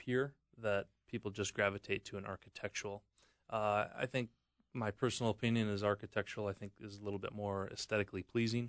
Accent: Wisconsin, United States; I'm from Wisconsin

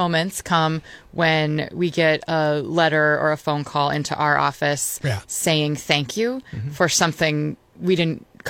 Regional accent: Beaverton, Oregon, United States; moved away as an adult; now in Scranton, United States; I'm not from here. I'm from Beaverton, Oregon.

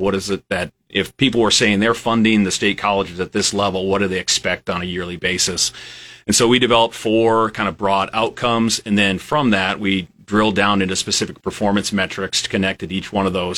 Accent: western South Dakota, United States; moved away as an adult; also born or lived in Lincoln, Nebraska / Iowa; now in Nebraska, United States; I'm originally from a small town in, in western South Dakota

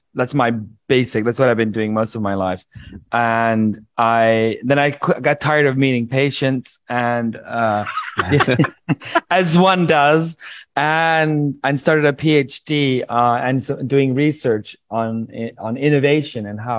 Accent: Iceland; also born or lived in California / Sweden; now in Colombia; I've lived in Sweden for most of my adult life. I'm from Iceland and California.

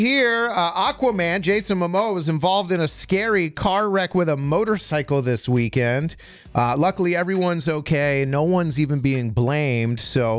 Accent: Florida, United States; also born or lived in up north; growing up in Florida

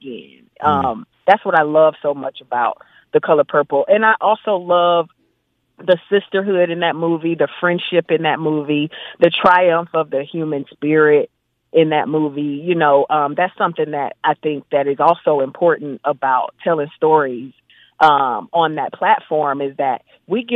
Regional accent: Macon, Georgia, United States; I'm sitting here now in Macon, Georgia on location of a show that I'm producing and directing. I grew up in Macon.

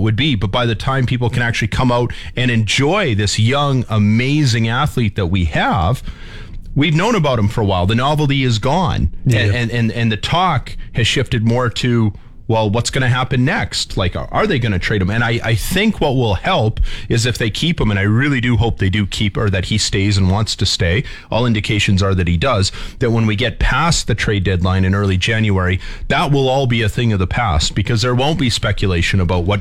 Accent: Saskatchewan, Canada; also born or lived in Windsor, Ontario; I'm from Saskatchewan

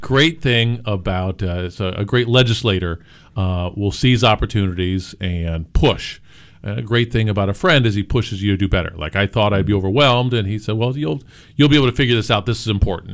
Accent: Gifford, Illinois, United States; I grew up in Gifford, Illinois

